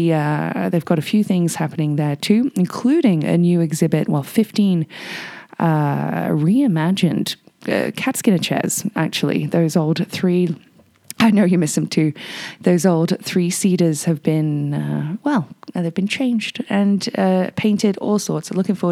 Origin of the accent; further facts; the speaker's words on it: United Kingdom; now in Whistler, Canada; being British